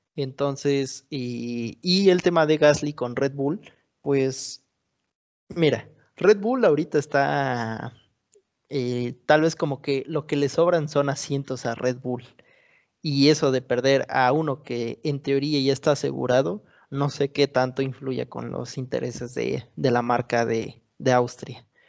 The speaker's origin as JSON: {"language": "Spanish", "country": "Mexico", "said": "yo soy mexicano"}